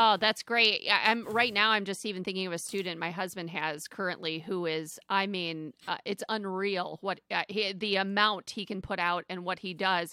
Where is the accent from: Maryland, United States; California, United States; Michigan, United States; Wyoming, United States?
Michigan, United States; Flint; I'm from Flint, Michigan